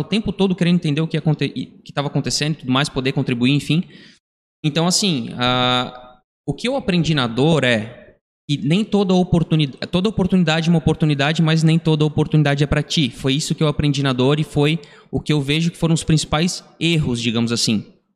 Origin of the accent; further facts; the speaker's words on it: Brazil; Nós somos aqui da região da Vila Nova, a gente frequentava a igreja aqui da Vila Nova